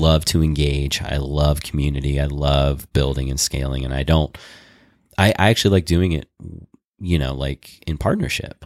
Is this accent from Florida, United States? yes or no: no; Boulder, Colorado, United States; We're from Boulder.